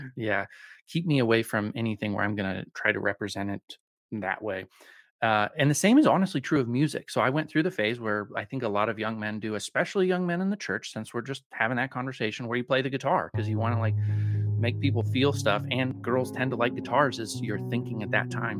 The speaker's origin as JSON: {"language": "English", "region": "Colorado", "country": "United States", "tie": "born or raised there", "also_born_or_lived": "Spokane, Washington", "said": "I'm from Colorado. I, I'm a, a native Coloradan"}